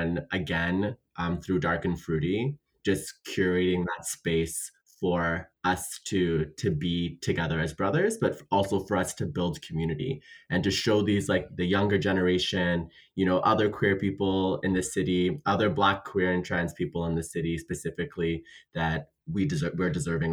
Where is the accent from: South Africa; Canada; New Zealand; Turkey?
Canada; Ottawa, Ontario; me and Tayyip were born in Ottawa